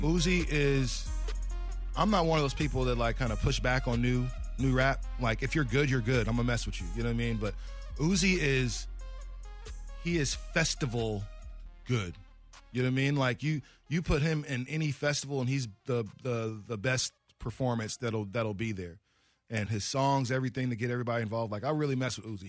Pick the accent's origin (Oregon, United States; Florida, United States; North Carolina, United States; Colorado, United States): Oregon, United States; moved away; also born or lived in Las Vegas; I'm sitting there from Oregon